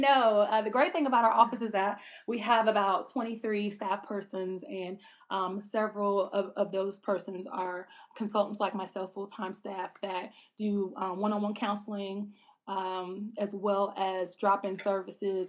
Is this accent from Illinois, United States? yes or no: yes; Chicago, Illinois, United States; also born or lived in Jacksonville, Florida; now in West Lafayette, United States; I was actually born in Jacksonville, Florida, but I was raised in Chicago, Illinois, South Side